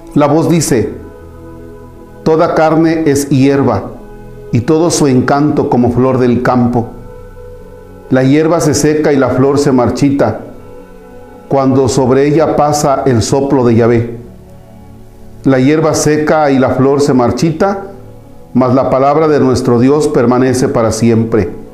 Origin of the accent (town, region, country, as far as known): Mexico